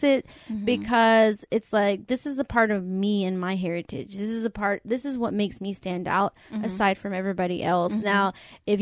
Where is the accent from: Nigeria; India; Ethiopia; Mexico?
Mexico; moved away; I always say Mexican, but mm-hmm. I'm always like Latino mm-hmm. or Latina, because I was born in Mexico